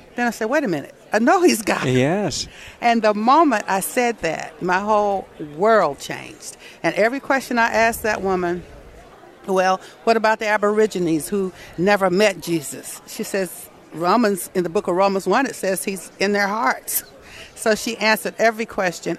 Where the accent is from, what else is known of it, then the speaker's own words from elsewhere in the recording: Atlanta, Georgia, United States; I was born in Atlanta, Georgia in 1951